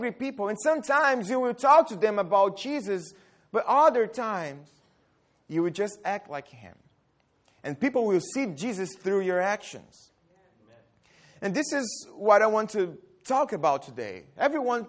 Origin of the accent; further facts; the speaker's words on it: Brazil; moved away; also born or lived in Dallas, Texas; I'm from Brazil, and I lived in Dallas